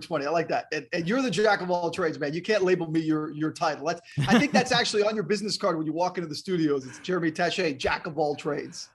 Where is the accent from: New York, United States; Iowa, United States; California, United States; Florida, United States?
Florida, United States; West Palm Beach; also born or lived in New Jersey / Miami / Missoula, Montana; I grew up in West Palm Beach and then Miami